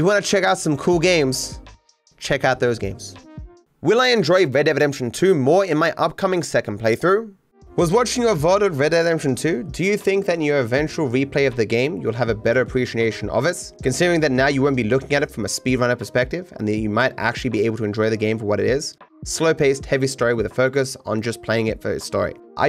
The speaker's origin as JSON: {"language": "English", "country": "Australia", "said": "in general, I don't have what you might call a traditional Australian accent. People don't believe I'm from Australia."}